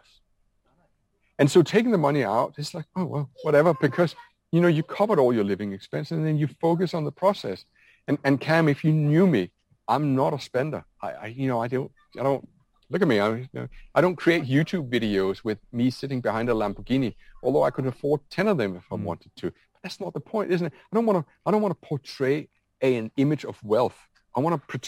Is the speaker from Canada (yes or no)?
no; Denmark; I'm from Denmark.